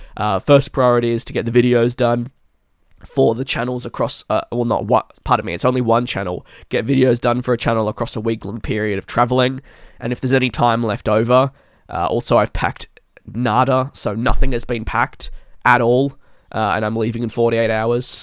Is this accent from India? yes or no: no; Melbourne, Victoria, Australia; it is in my hometown